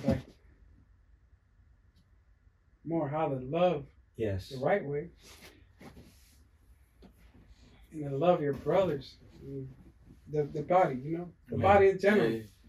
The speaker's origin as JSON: {"language": "English", "town": "Philadelphia", "region": "Pennsylvania", "country": "United States", "tie": "born or raised there", "moved": "yes", "said": "I was raised in Philly."}